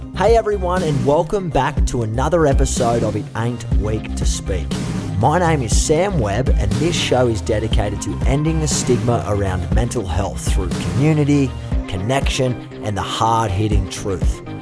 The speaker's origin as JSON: {"language": "English", "country": "Australia", "accent": "Aussie", "moved": "yes", "lives_now": "Los Angeles, United States", "said": "my token Aussie accent"}